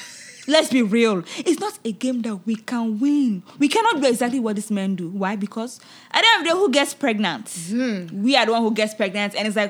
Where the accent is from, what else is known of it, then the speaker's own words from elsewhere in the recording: Nigeria; But I think it's just overall, it's a wonderful thing, you know, as a Nigerian to be able to put that out there.